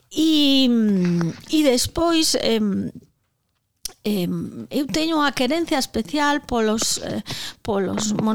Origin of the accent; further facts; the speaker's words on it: Vilagarcía de Arousa, Galicia, Spain; xa dixen antes que son de Vila García